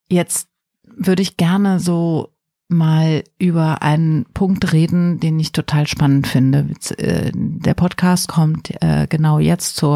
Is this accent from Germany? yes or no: yes; Germany; Für mich als Deutsche äh, in den 70er Jahren geboren, irgendwie völlig unverständlich